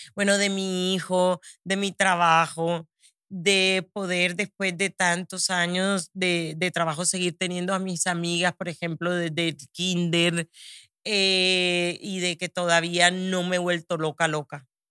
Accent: Barranquilla, Atlántico, Colombia; now in United States; Barranquilla, de donde soy, en Colombia

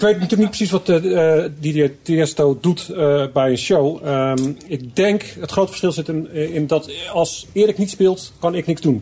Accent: Zeeland, Netherlands; ik kom uit Zeeland

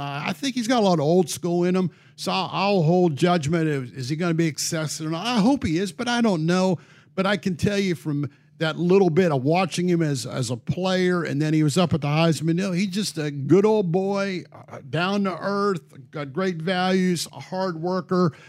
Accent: Pennsylvania, United States; now in Texas, United States; Mike Elko and I share the fact is we're both from Pennsylvania.

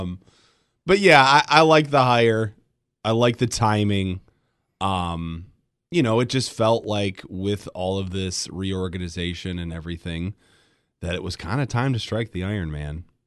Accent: Grand Rapids, Michigan, United States; I grew up in Grand Rapids

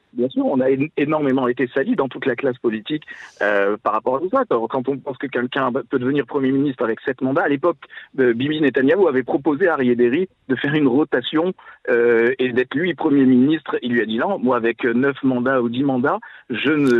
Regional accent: France; now in Israel; c'est nous en tant que Français qui, avons vécu quand même euh, dans, un, dans une communauté juive en France

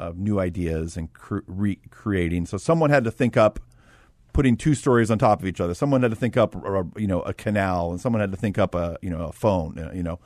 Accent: Los Angeles, California, United States; moved away as an adult; also born or lived in Arizona / Russia; I'm from Los Angeles.

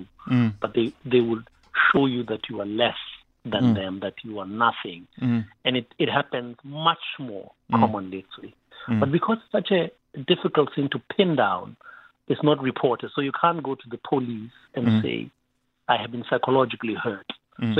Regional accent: Katlehong, Gauteng, South Africa; I grew up in Katlehong, in Shongwen, in Tlapo.

